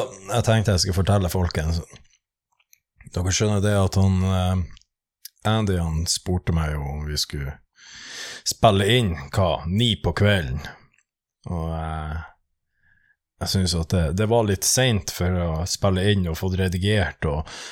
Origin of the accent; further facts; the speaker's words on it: Northern Norway, Norway; accent: Northern Norwegian; jeg fikk ikke bruke nordnorsk